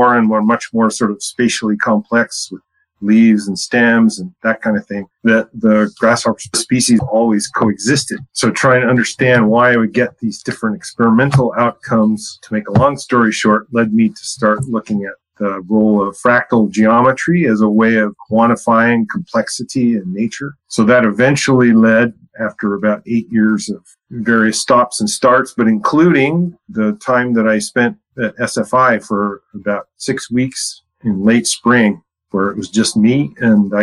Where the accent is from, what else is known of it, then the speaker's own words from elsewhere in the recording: San Antonio, Texas, United States; I grew up in San Antonio, Texas in the 70s